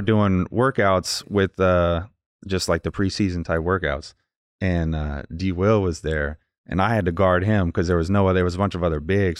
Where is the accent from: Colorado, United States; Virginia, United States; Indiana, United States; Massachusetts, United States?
Indiana, United States; I'm from Indiana